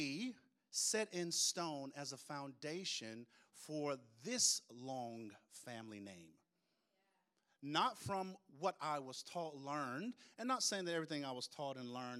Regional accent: Tupelo, Mississippi, United States; I grew up in Tupelo, Mississippi

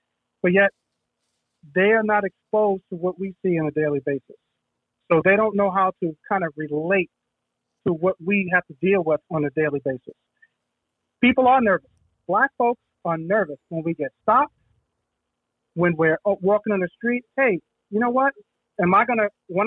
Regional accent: New York City, New York, United States; I grew up in the Bronx, in the Soundview section of the Bronx, Soundview Projects, in the 70s

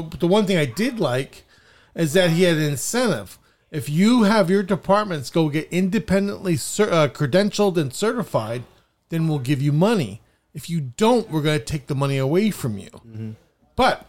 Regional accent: New York, United States; I grew up in New York.

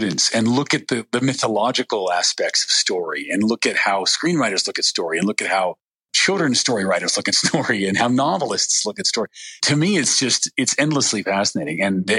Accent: Western United States, United States; also born or lived in Salt Lake City, United States; Well, I was born in Salt Lake City, but I grew up all over the Western United States.

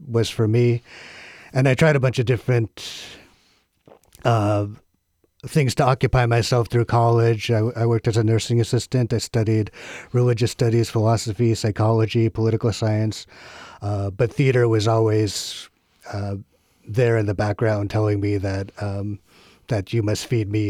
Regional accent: Corvallis, Oregon, United States; Um, it's a beautiful little liberal bubble of a town.

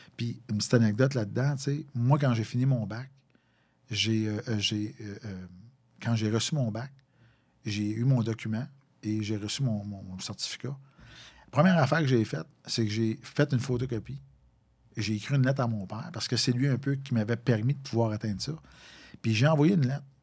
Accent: Valcourt, Quebec, Canada; moved away as an adult; also born or lived in Longueuil; tu as assez vivoté dans la région de Valcourt

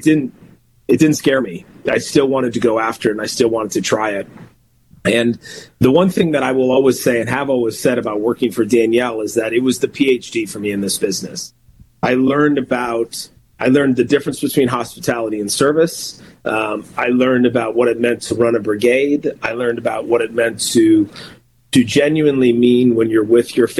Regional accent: Minneapolis, Minnesota, United States; also born or lived in Los Angeles, California / New York / Vermont; I grew up in Minnesota. I was born actually out on the West Coast in LA and grew up here. My parents moved here when I was 7 years old.

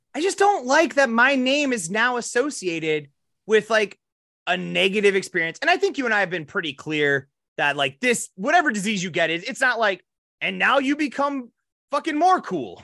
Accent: Box Elder, South Dakota, United States; we're from Box Elder

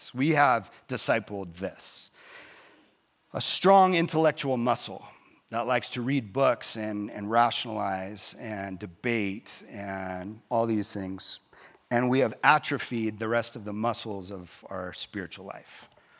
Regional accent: Texas, United States; Like, yeah, I grew up in Texas.

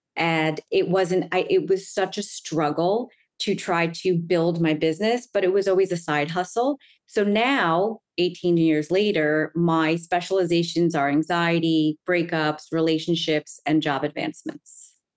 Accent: Long Island, New York, United States; now in Manhattan, United States; I grew up in Long Island, which is in New York

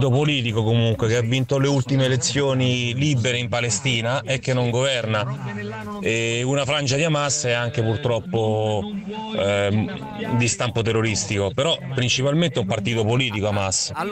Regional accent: Matera, Basilicata, Italy; Io sono nato a Matera. Eh, mi sono di Matera.

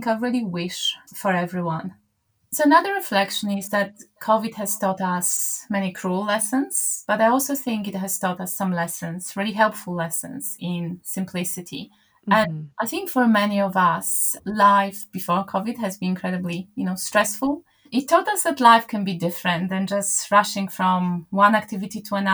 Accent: Poland; moved away; I'm from Poland originally

